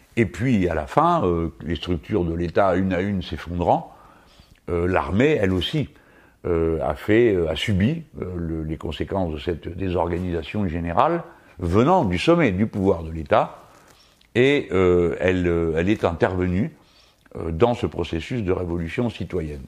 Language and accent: French; France; Nous autres Français